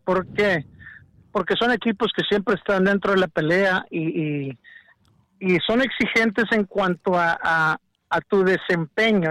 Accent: Mexico; yo como mexicano

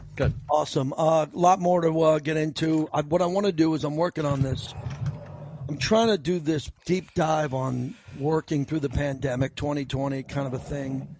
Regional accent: New York, United States; now in Las Vegas, United States; I grew up in New York

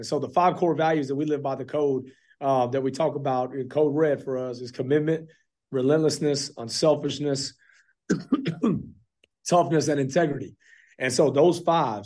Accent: Fort Worth, Texas, United States; now in Clarksville, United States; I'm originally from Fort Worth, Texas

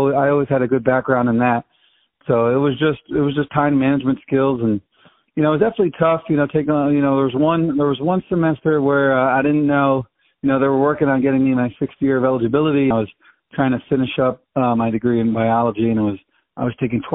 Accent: Poughkeepsie, New York, United States; also born or lived in Antigua and Barbuda / Cleveland, Ohio / Syracuse, New York; ended up back in Poughkeepsie, New York, in my hometown, and now I'm working here

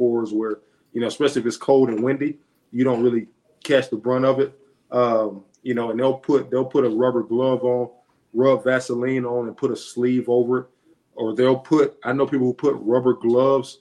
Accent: Alabama, United States; moved away; I'm from Alabama

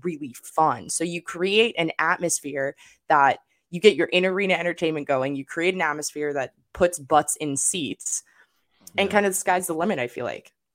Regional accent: Arizona, United States; also born or lived in Los Angeles, California; I grew up in Arizona and Los Angeles

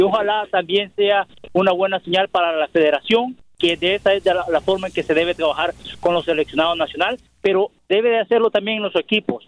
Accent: El Salvador; now in Dallas, United States; como aficionado salvadoreño

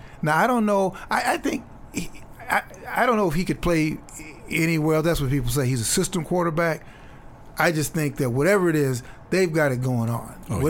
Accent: Chicago, Illinois, United States; moved away; where I grew up in Chicago.

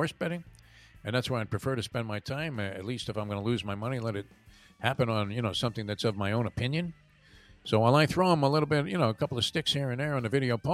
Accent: Northeast, United States; I remember growing up in the Northeast

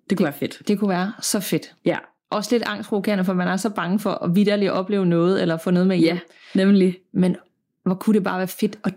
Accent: Middelfart, Southern Denmark, Denmark; Jeg kommer fra Middelfart på Fyn, som er byen, inden man krydser over til Jylland.

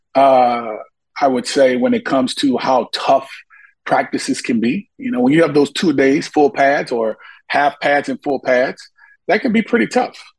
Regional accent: Monroe, Louisiana, United States; my hometown in Monroe, Louisiana

